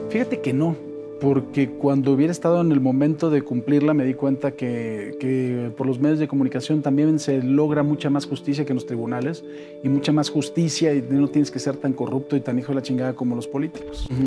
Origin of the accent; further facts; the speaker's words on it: Mexico City, Mexico; En la Ciudad de México. Aquí en México. Sí, en la colonia Roma.